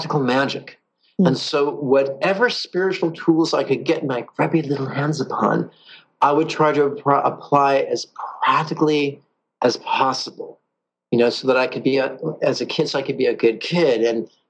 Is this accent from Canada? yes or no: no; Southern California, United States; also born or lived in San Francisco; I was born born in San Francisco, but raised in Southern California since I was about, three or four